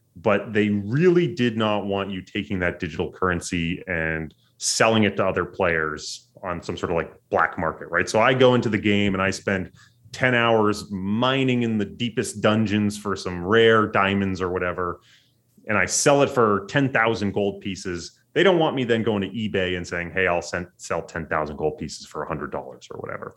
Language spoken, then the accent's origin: English; United States; as an American